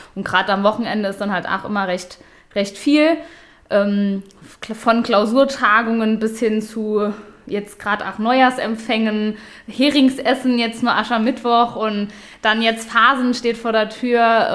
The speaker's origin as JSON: {"language": "German", "town": "Ludweiler", "region": "Saarland", "country": "Germany", "tie": "born or raised there", "said": "in Ludweiler, meinem Heimatdorf"}